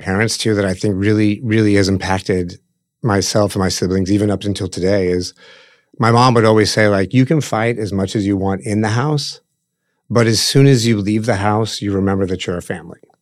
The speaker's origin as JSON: {"language": "English", "town": "Omaha", "region": "Nebraska", "country": "United States", "tie": "born or raised there", "said": "We, we grew up in Omaha"}